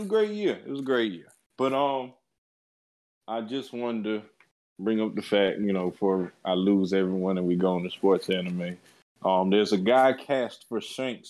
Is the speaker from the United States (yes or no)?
yes; New England, United States; I'm from New England